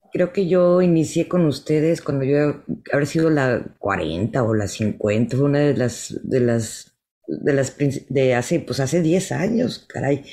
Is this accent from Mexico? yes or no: yes; Mexico; now in United States; somos mexicanas y somos pintoras, mujeres